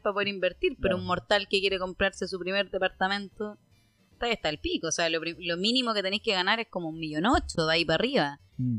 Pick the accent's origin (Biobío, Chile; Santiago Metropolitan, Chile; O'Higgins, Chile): Biobío, Chile; Concepción; nosotros somos de Concepción